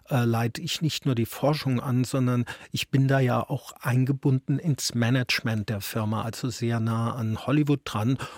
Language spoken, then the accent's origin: German; Saarland, Germany; Also ich habe dem Saarland ja sehr viel zu verdanken. Zum einen ist es meine Heimat und natürlich auch noch ein, ein gutes Stück emotionale Heimat geblieben.